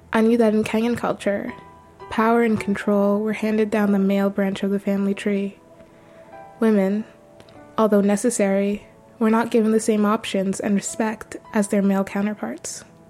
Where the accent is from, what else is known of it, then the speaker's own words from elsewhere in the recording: Toronto, Ontario, Canada; my family lived in Toronto for two decades